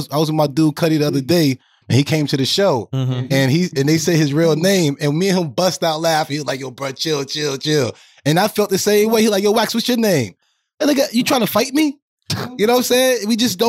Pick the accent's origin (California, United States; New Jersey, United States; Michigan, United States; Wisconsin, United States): New Jersey, United States; Me growing up in Jersey, I grew up with a lot of Polish people and Africans and Haitians.